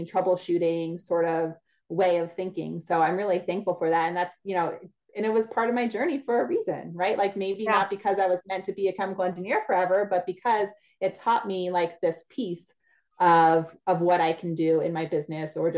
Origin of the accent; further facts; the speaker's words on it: New Jersey, United States; moved away as an adult; also born or lived in Pennsylvania / Louisiana; I grew up in New Jersey